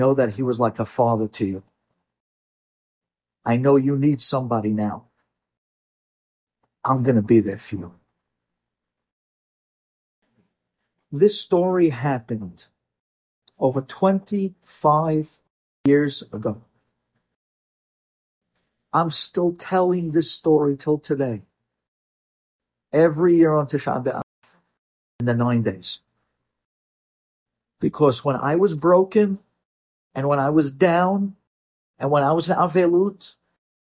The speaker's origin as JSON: {"language": "English", "country": "United States", "tie": "born or raised there", "also_born_or_lived": "Israel", "said": "We had no family growing up in America."}